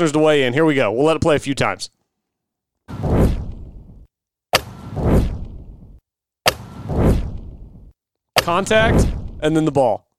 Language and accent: English; Chickasha, Oklahoma, United States; now in Oklahoma City, United States; I'm from Chickasha